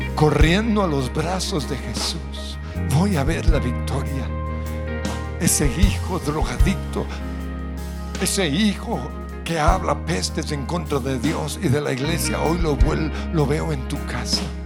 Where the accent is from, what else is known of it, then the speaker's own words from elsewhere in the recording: Colombia; como colombianos